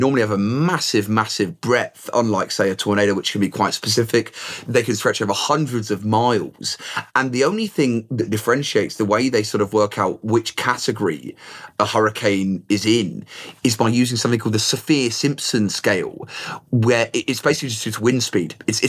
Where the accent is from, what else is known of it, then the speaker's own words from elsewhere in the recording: England, United Kingdom; growing up in England